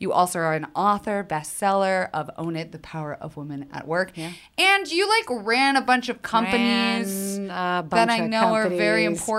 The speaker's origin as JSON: {"language": "English", "region": "the South", "country": "United States", "said": "We had very similar upbringings. I'm also from the South."}